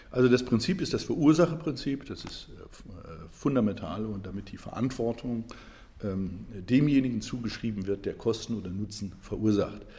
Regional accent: Saarland, Germany; Ich komme übrigens aus dem Saarland, bin aufgewachsen in, Berg, in einer Bergbauregion Stahlindustrie, die Luft sehr verschmutzt war.

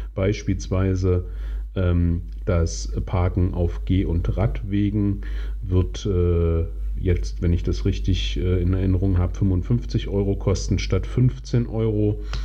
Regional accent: Magdeburg, Saxony-Anhalt, Germany; in meiner Heimatstadt äh, Magdeburg

